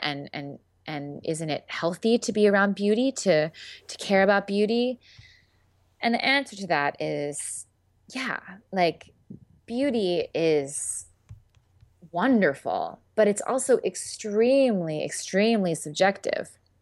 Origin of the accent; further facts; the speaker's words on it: Philadelphia, Pennsylvania, United States; I do a lot of theater in Philadelphia 'cause I'm from Philadelphia